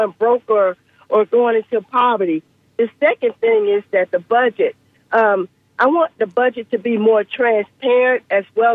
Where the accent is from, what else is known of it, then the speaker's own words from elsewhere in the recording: Tampa, Florida, United States; I'm a Tampa girl. I was raised in Ybor City, so Tampa has been my home for a long time.